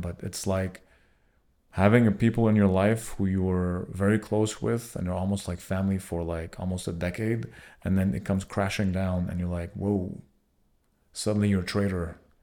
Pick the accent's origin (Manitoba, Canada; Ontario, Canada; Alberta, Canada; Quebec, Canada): Quebec, Canada; Montreal; we are from Montreal.